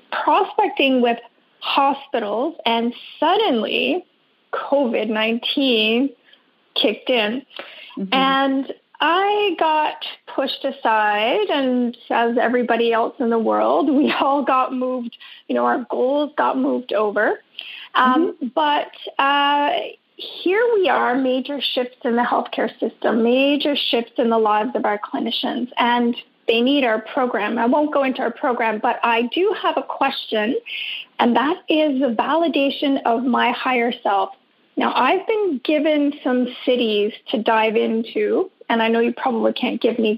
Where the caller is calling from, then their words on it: British Columbia, Canada; I'm calling from Vancouver Island in Canada.